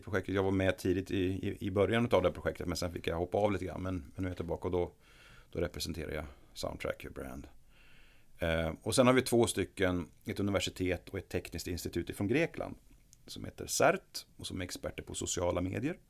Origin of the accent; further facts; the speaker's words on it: Norrland, Sweden; now in Gothenburg, Sweden; Jag kommer ju från Norrland ursprungligen